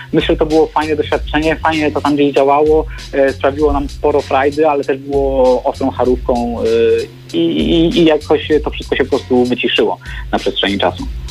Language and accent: Polish; Biskupiec, Warmian-Masurian Voivodeship, Poland; Ja pochodzę z Warmii Mazur, z Biskupca, z mojej miejscowości.